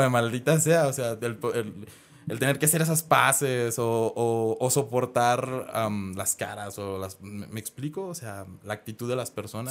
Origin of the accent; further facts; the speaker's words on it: Guadalajara, Jalisco, Mexico; also born or lived in Monterrey; yo soy aquí de Guadalajara, había emigrado para allá, para Monterrey